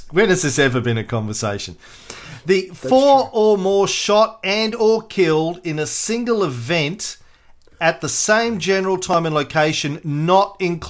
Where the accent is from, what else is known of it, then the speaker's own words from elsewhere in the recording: Australia; Do you need to explain that you're an American and I'm an Australian?